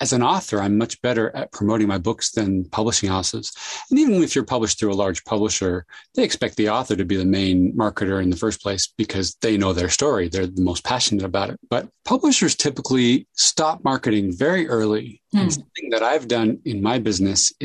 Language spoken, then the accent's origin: English; San Jose, California, United States; I grew up in San Jose, California.